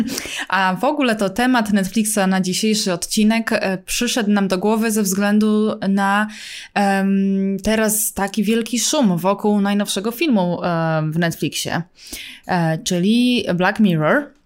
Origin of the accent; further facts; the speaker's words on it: Poland; now in United States; jestem z Polski